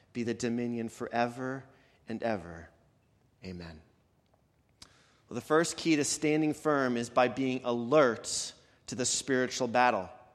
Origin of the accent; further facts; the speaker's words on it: Canada; moved away; I'm from Canada